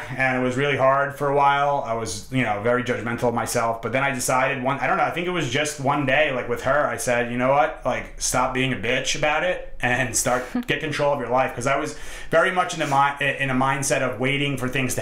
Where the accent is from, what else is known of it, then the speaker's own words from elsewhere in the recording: New York, United States; also born or lived in Hoboken, New Jersey; I grew up in New York, and we're in Hoboken, New Jersey